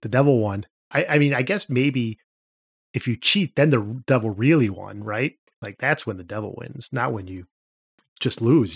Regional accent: Cleveland, Ohio, United States; I grew up in Cleveland

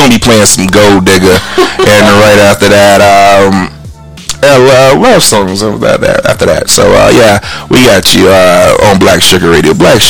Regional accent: Chicago, Illinois, United States; We grew up in Chicago.

